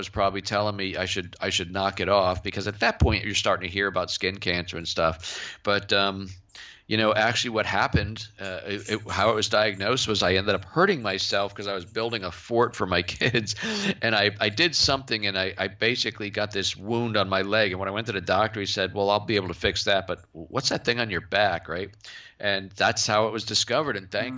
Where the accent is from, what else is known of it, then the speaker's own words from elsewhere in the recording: Cape Cod, Massachusetts, United States; I grew up on Cape Cod